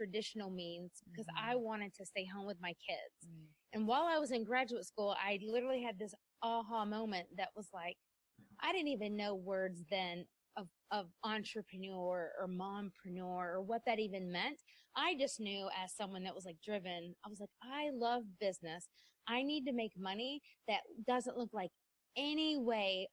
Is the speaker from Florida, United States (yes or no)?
no; South Carolina, United States; moved away as an adult; we were moving to my hometown in South Carolina.